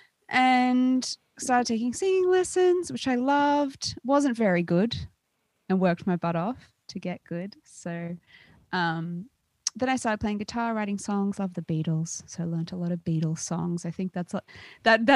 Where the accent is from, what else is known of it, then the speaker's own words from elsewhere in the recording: Australia; accent: Australian; moved away as an adult; also born or lived in Bay Area, United States; now in Los Angeles, United States; I was born in Australia, and my dad is actually American, so I've got dual citizenship